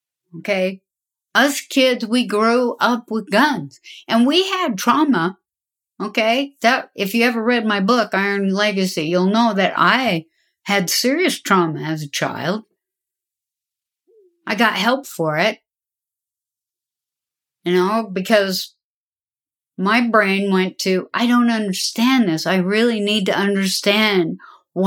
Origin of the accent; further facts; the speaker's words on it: the West, United States; I grew up in the West. I'm a daughter of the Golden West.